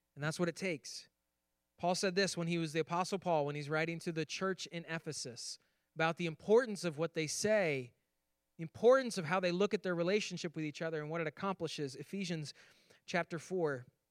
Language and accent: English; Finger Lakes, New York, United States; moved away; I grew up in New York on the Finger Lakes, the pinky of the Finger Lakes, in fact.